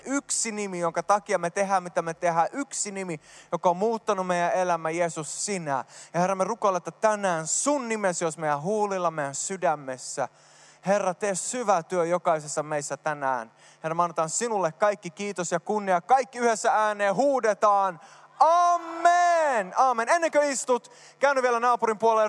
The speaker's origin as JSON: {"language": "Finnish", "country": "Sweden", "tie": "born or raised there", "moved": "yes", "lives_now": "Finland", "said": "mä oon syntynyt Ruotsissa"}